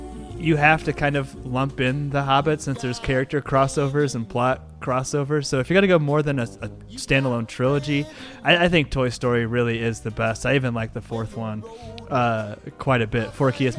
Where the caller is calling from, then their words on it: Louisville, Colorado, United States; I don't know if I said I'm recording from Louisville, Colorado